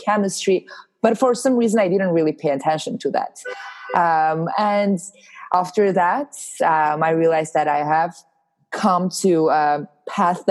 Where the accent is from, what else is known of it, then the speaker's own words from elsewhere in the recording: Armenia; moved away as an adult; now in Los Angeles, United States; I'm originally from Armenia. I moved to Los Angeles about 4 years ago